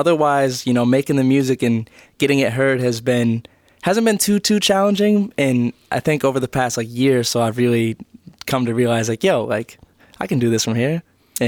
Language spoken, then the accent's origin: English; Portland, Maine, United States; I was born in Portland. That's where I live right now. Went to high school like 20 minutes outside the city in the suburb of Portland.